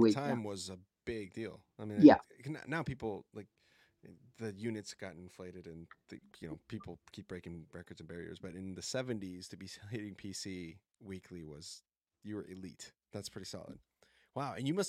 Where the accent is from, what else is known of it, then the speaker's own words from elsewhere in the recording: Colombia; I mean, I'm from Colombia and we have some beautiful landscapes there too